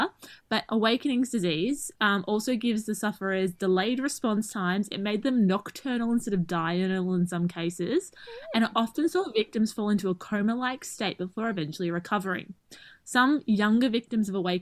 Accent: Australia; we tend to slur and speak fast because we're Australian

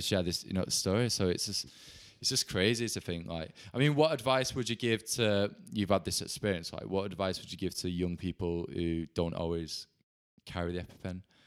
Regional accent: Bolton, North West England, United Kingdom; now in London, United Kingdom; I'm from Bolton

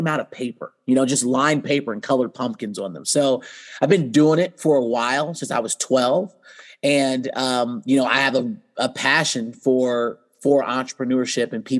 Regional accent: Central Indiana, United States; I'm from Central Indiana, so I reside right here in Kokomo, Indiana

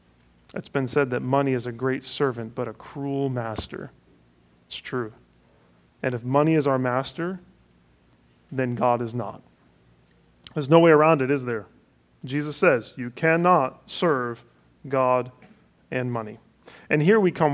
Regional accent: Cleveland, Ohio, United States; moved away; Cleveland is my hometown

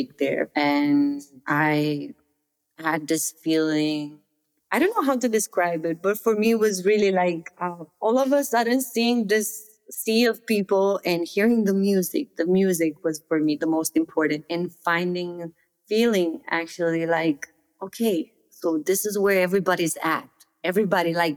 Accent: Romania; moved away as an adult; also born or lived in Netherlands; I grew up in Romania, and a very small village in the middle of nowhere

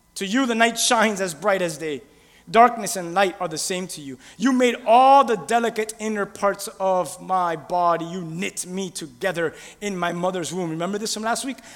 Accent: Miami, Florida, United States; I'm from Miami

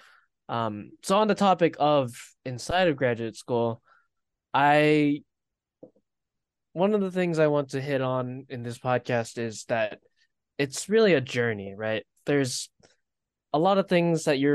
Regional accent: Florida, United States; moved away as an adult; also born or lived in Pennsylvania; I was born and raised in Florida

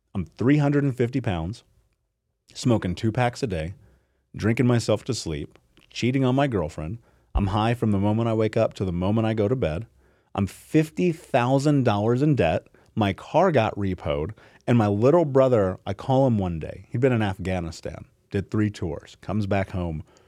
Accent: Indianapolis, Indiana, United States; I grew up in Indianapolis, in America, in the greatest fucking country in the world

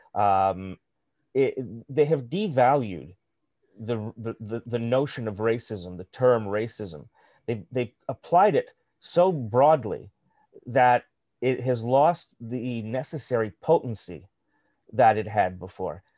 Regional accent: Canada; as a Canadian of, uh, of, uh, Eastern European extraction and, and Jewish extraction

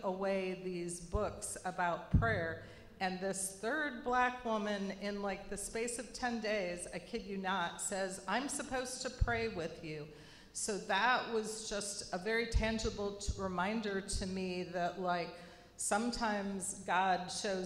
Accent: Indiana, United States; moved away; I'm from Indiana, and the part of Indiana that I'm from is a pretty homogeneous kind of place

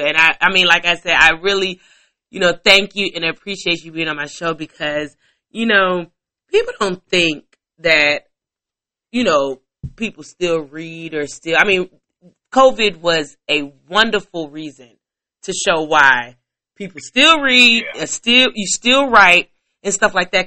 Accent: Chicago, Illinois, United States; I'm from Chicago

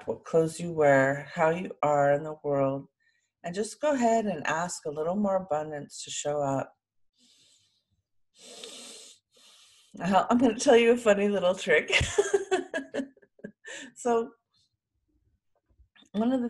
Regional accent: Sausalito, California, United States; I was born in Sausalito, overlooking San Francisco, with a beautiful view from the house that I was born

